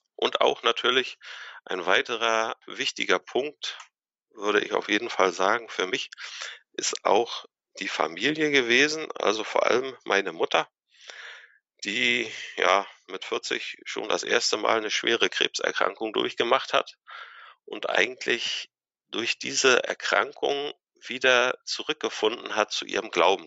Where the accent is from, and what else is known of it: Anklam, Mecklenburg-Vorpommern, Germany; born or raised there; also born or lived in Kiel